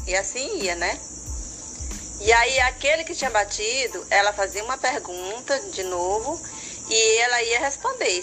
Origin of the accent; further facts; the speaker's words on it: Imperatriz, Maranhão, Brazil; Eu nasci aqui na Imperatriz, minha família toda era daqui.